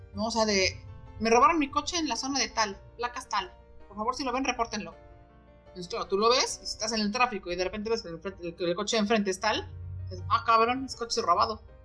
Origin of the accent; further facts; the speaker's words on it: Mexico; como buenos mexicanos, sacamos el chistecito